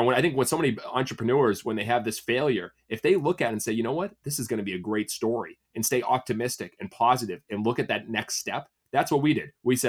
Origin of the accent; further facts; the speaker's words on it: Massachusetts, United States; So, because I grew up in Massachusetts, so I could play year round.